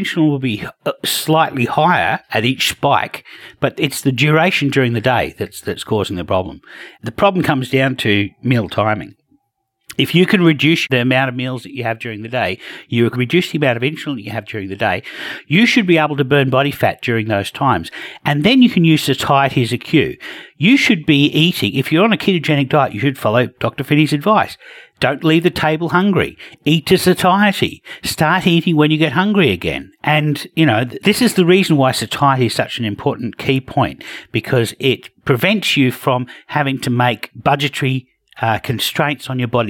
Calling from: Australia; And of course, I'm joining from Australia.

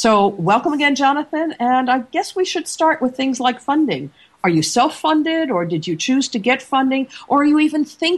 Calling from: Seattle, Washington, United States; And this Monday morning, I'm coming in from Seattle, Washington.

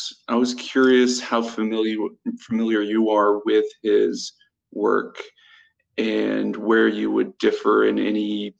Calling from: Texas, United States; Howdy, Senator. … from Texas.

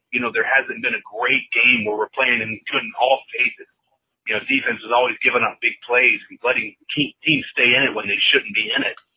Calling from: Roanoke, Virginia, United States; from Virginia. calling on my way

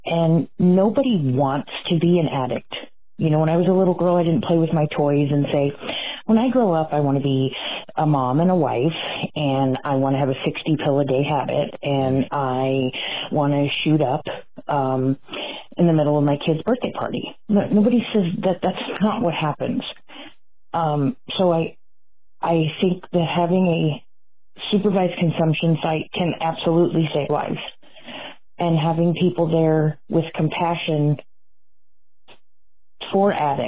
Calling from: California, United States; I'm calling from California

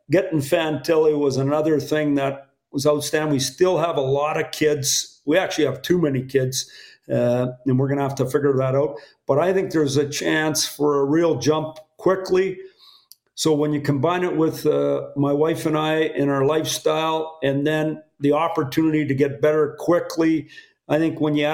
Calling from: Michigan, United States; I'm at my home

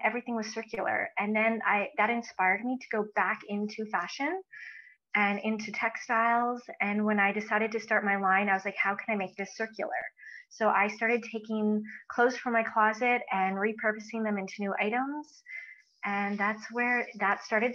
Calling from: Edmonton, Alberta, Canada; I'm calling in from Edmonton, Alberta.

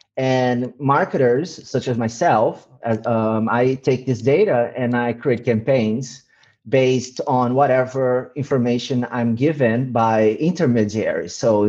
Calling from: Eindhoven, North Brabant, Netherlands; I'm in Eindhoven, the south of the Netherlands, from lockdown.

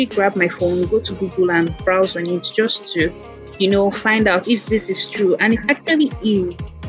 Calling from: Warri, Delta, Nigeria; I'm actually calling from Warri Delta State.

